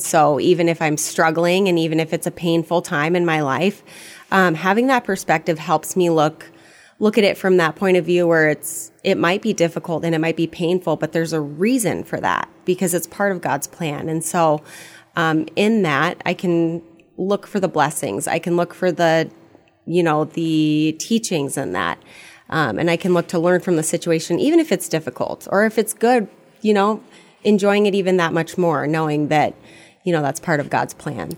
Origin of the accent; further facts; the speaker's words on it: Fairbanks, Alaska, United States; moved away as an adult; also born or lived in Fargo-Moorhead area / Bemidji; now in Fargo-Moorhead, United States; originally, I'm from Fairbanks, Alaska